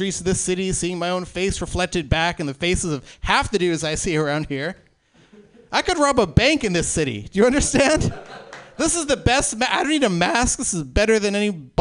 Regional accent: Seattle, Washington, United States; I am from Seattle

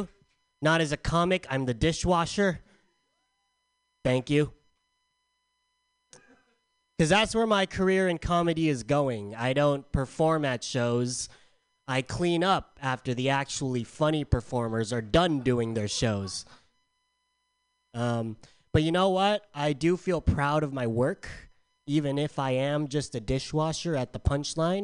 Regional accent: San Diego, California, United States; moved away; I'm from San Diego.

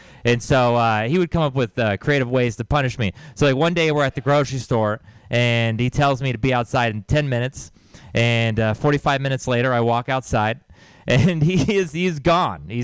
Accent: Texas, United States; moved away; I grew up in Texas, so you might know it's like a really religious place

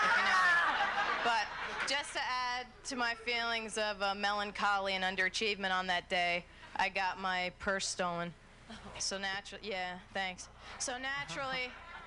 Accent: New Jersey, United States; I was born and raised in New Jersey.

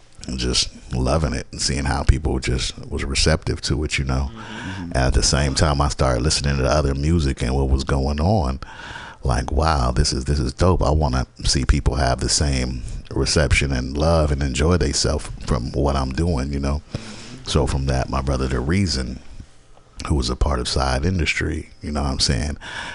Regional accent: Berkeley, California, United States; also born or lived in Georgetown, Guyana; I'm from Guyana, South America. You know what I'm saying? And I was raised in Berkeley. Most of my life I have lived in different places, but the Bay is where I'm from, what I know.

